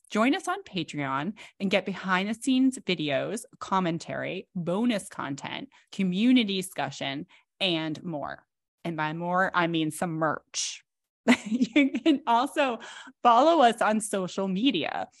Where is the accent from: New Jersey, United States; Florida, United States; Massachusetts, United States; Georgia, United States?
Massachusetts, United States; my home state of Massachusetts